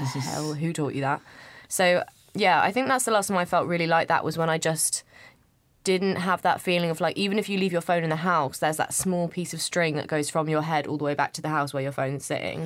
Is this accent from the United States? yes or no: no; United Kingdom; I'm not from London. I grew up in, just outside of London, but it's te, technically the country.